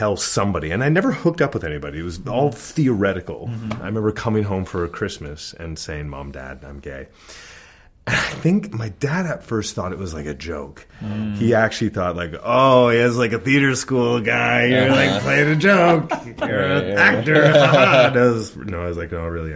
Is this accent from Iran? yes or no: no; London, Ontario, Canada; moved away; also born or lived in New York City; I grew up in a small-ish town, London, Ontario